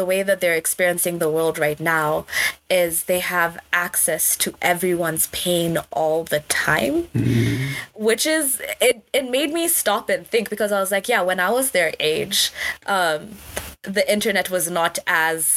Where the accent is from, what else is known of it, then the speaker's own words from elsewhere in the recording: Kenya; moved away as an adult; I'm from Kenya